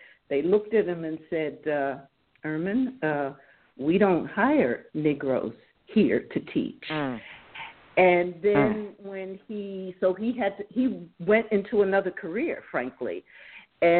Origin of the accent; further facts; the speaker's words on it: Jersey Shore, New Jersey, United States; now in Detroit, United States; I grew up on the Jersey Shore, loved it.